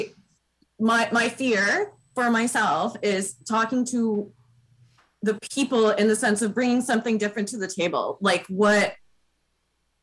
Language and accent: English; Toronto, Ontario, Canada; I'm from Toronto